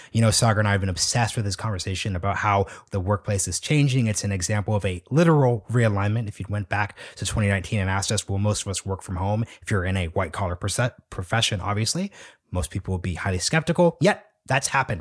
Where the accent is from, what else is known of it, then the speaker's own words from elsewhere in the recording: Portland, Oregon, United States; I'm from Portland, Oregon